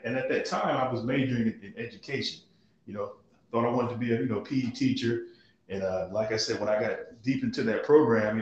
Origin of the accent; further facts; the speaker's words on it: Statesboro, Georgia, United States; also born or lived in Richmond Hill, Georgia; I was born and raised in Statesboro, Georgia